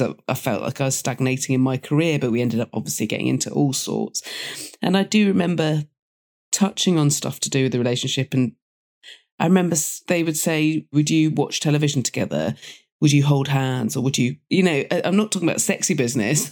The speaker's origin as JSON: {"language": "English", "area": "Dorset", "region": "South West England", "country": "United Kingdom", "tie": "born or raised there", "also_born_or_lived": "London", "moved": "as an adult", "said": "I grew up in Dorset"}